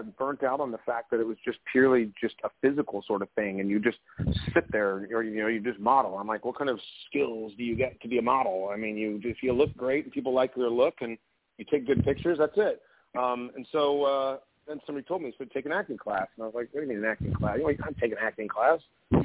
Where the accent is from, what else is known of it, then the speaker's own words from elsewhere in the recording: Eugene, Oregon, United States; moved away as an adult; also born or lived in New York / Los Angeles; growing up in Eugene, Oregon.